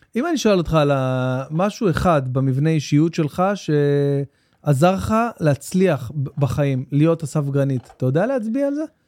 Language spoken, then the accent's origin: Hebrew; Jerusalem, Jerusalem District, Israel; גדלתי בנורית, ממש בנורית, בעיר גנים, בפנים.